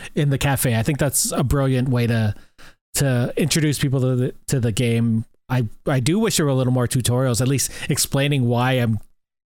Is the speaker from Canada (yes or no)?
yes; Canada; being Canadian